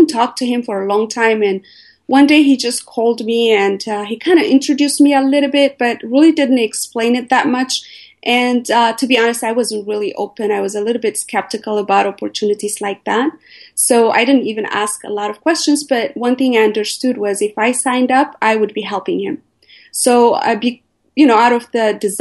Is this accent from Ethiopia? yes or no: yes; Ethiopia; moved away as an adult; also born or lived in Eritrea; now in United States; I was born and raised in Ethiopia.